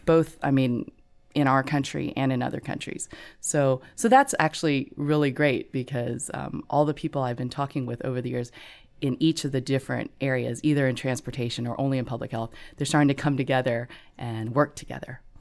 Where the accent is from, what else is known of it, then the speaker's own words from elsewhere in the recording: Gulf Coast, Texas, United States; moved away; we grew up in Texas